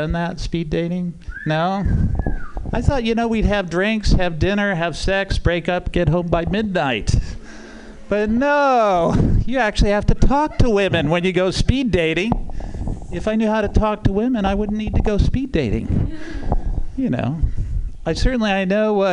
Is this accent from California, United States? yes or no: yes; Oakland, California, United States; I'm from Oakland